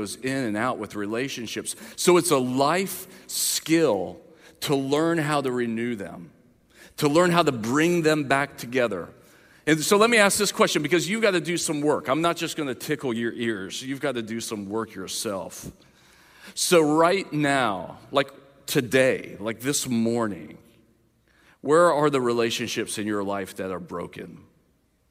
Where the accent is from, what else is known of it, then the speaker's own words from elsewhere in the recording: the South, United States; I grew up in the South.